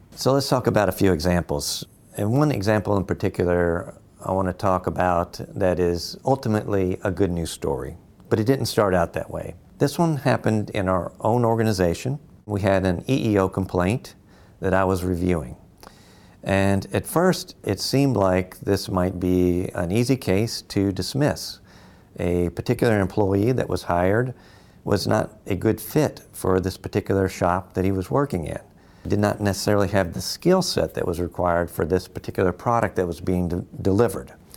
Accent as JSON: {"language": "English", "town": "Louisville", "region": "Kentucky", "country": "United States", "said": "I'm from Louisville, Kentucky."}